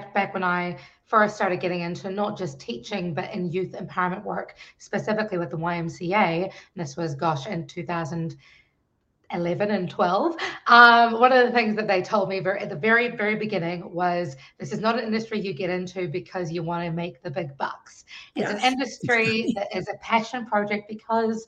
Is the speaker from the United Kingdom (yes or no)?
no; New Zealand; now in Washington, D.C., United States; I am originally from New Zealand, now living in the Washington, D.C. metropolitan area